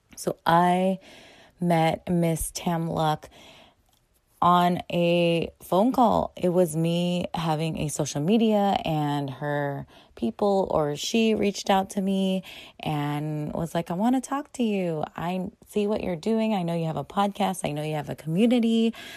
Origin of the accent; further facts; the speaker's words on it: United States; They were born in the Philippines and they came to America to have a better life and to give us better lives and but I was born here so first generation in America